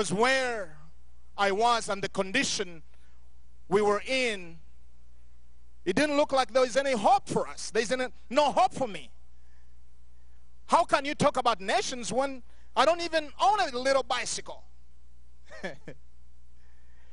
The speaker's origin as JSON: {"language": "English", "country": "Uganda", "tie": "born or raised there", "moved": "yes", "lives_now": "Montrose, United States", "said": "growing up in Uganda, going through wars after wars"}